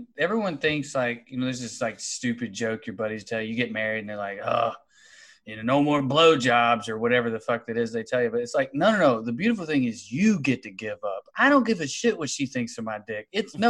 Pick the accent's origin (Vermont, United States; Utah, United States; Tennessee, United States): Tennessee, United States; Sunbright; I'm from East Tennessee, a town called Sunbright.